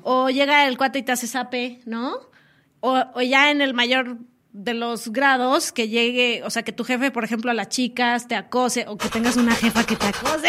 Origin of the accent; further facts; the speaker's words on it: Mexico City, Mexico; somos, dicen por ahí que somos chilangas